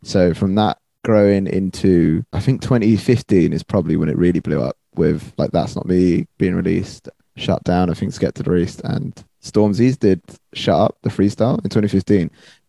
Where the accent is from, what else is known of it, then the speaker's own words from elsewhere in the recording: Croydon, London, United Kingdom; Because I'm from Croydon anyway, so I kind of grew up around that kind of music.